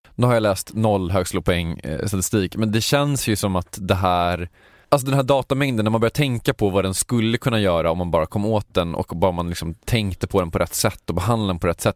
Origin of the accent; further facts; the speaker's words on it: Sweden; jag är svensk